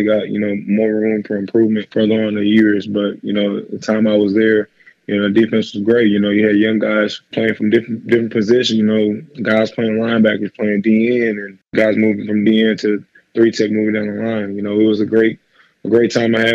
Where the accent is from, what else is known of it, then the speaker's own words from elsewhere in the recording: Arlington, Texas, United States; I'm from Arlington, Texas, man. I went to Mansfield Timberview